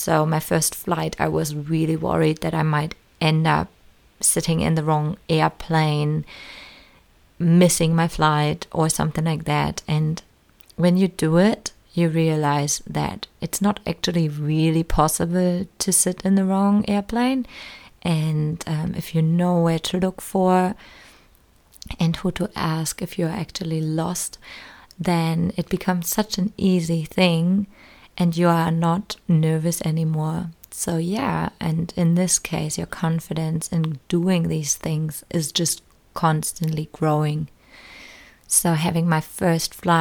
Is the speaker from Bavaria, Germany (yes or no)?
no; small town close to Berlin, Brandenburg, Germany; moved away as an adult; now in New Zealand; I was growing up in Germany in a very small town close to Berlin